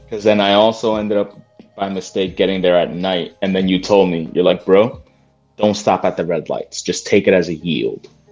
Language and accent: English; New Jersey, United States; me being from Jersey